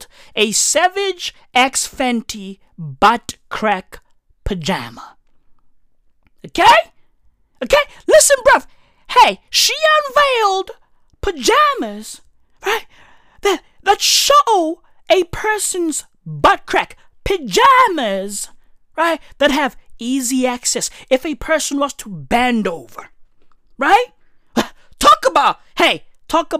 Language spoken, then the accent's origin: English; South Africa; I'm a South African